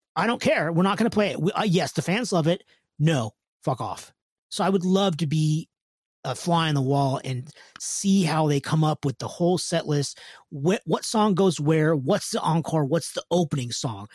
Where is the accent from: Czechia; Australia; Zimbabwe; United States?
United States; California; I'm from California